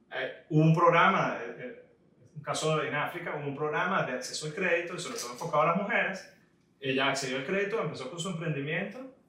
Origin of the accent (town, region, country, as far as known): Venezuela